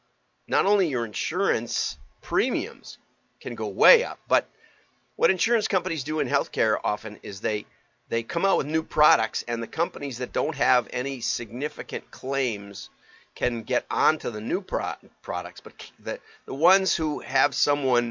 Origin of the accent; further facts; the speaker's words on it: Wisconsin, United States; I'm from Wisconsin and have some background